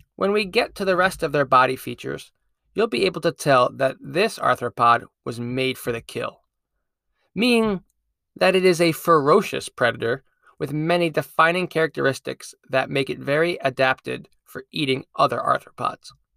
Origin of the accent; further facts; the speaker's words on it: Connecticut, United States; my home state of Connecticut